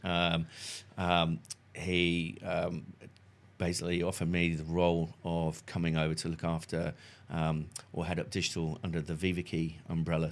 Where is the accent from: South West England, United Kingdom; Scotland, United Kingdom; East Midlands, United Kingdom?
South West England, United Kingdom; Salcombe; also born or lived in Fulham, London; now in New Zealand; originally from a small, sleepy fishing village called Salcombe in South Devon